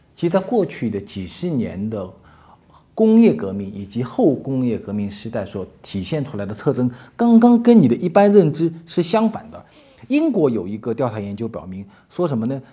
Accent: China; 所以，我们中国人，所有中国的企业家、中国的商人，未来都会面临一个问题

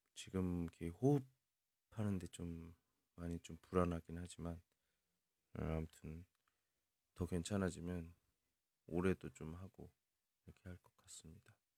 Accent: South Korea; 저 외국인이고요. 한국 사람이고

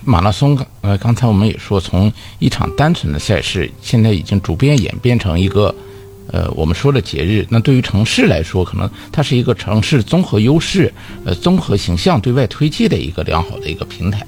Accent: Dalian, Liaoning, China; 作为一个大连人

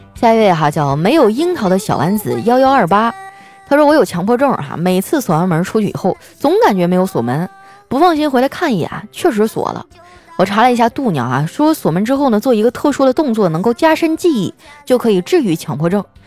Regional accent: Northeast China, China; 我是一东北姑娘，就我们东北人呢，最喜欢凑在一起啊喝酒撸串儿

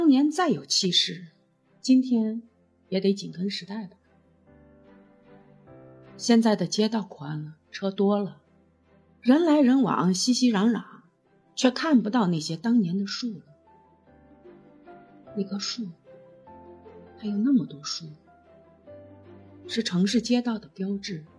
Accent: Xi'an, Shaanxi, China; moved away as an adult; now in Lianhu District, Xi'an, China; 我从长安区嫁到莲湖区，离得并不远。我大学以前一直生活在长安县，那是一个人杰地灵的好地方。

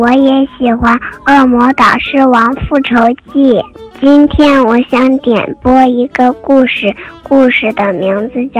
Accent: Xi'an, Shaanxi, China; 今年我四岁了，我来自西安，

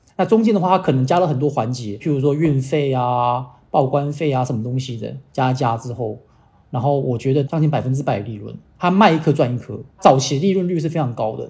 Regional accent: Dongguan, Guangdong, China; moved away as an adult; also born or lived in Kaohsiung, Taiwan / United States; 我台湾小时候在台湾，我在东莞长大，然后那时候我刚刚东莞的时候，我觉得东莞好冷哦，其实才十五度而已，其实不冷。那可是过段时间之后，我就发现，哎，东莞其实不冷。我去了美国读书

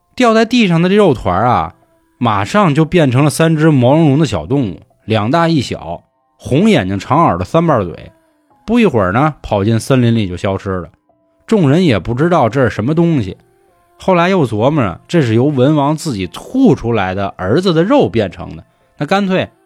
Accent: Beijing, China; 咱们北京人的守护神兔儿爷

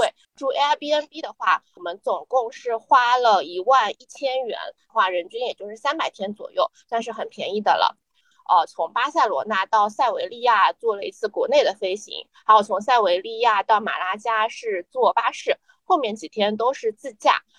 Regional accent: Shanghai, China; 我是姑姑，我是上海人。

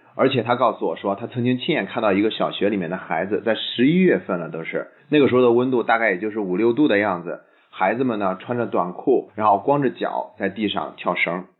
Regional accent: China; 我们以前呢总是觉得日本人个儿比我们矮。但现在呢，日本中学生的平均身高已经超出了我们中国人了。

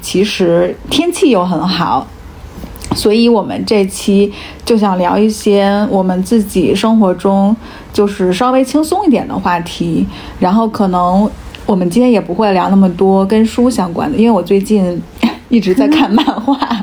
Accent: the North, northern China, China; 因为我是在北方长大的嘛

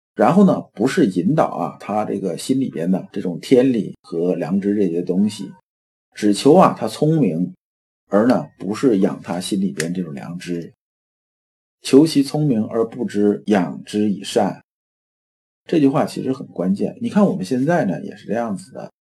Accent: China; 我们中国人

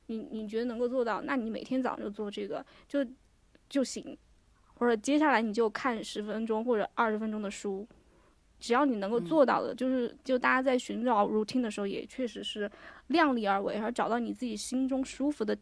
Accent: China; 我中国人和

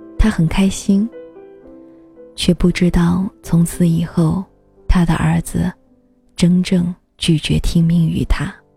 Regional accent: China; 在我们中国

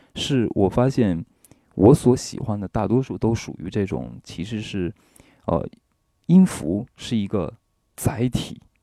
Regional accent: China; 我是中国人

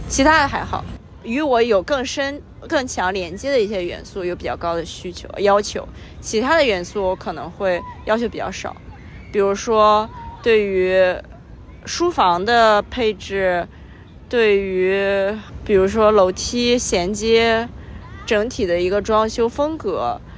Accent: Qingdao, Shandong, China; 因为我出生在青岛，海边的城市。

